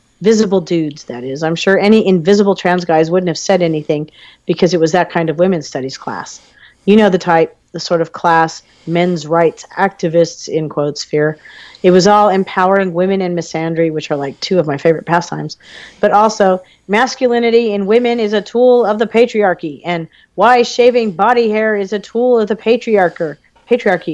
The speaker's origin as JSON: {"language": "English", "country": "United States", "tie": "born or raised there", "said": "I was raised in America during the tail end of the 20th century"}